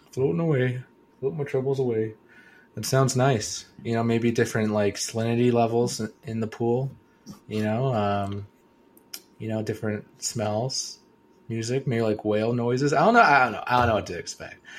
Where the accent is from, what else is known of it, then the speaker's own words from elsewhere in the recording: Kelowna, British Columbia, Canada; moved away; back to my hometown